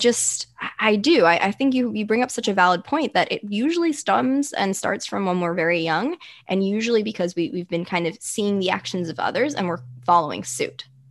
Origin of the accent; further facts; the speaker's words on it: United States; as an American society and a culture